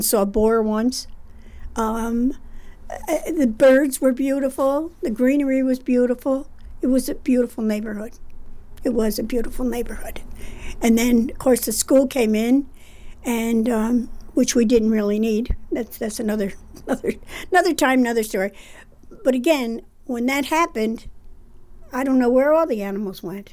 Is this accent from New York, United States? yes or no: yes; Rensselaer, New York, United States; I grew up here on Willow Street, down in the hollow of the city of Rensselaer